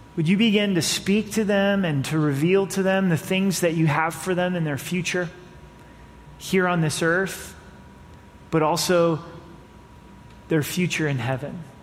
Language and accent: English; United States; As American citizens